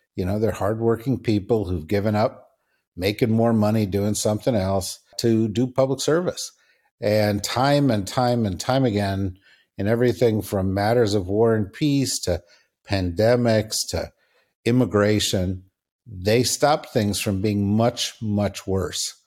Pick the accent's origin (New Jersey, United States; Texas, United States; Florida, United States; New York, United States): New York, United States; New York City; now in Washington, D.C., United States; I'm from New York City.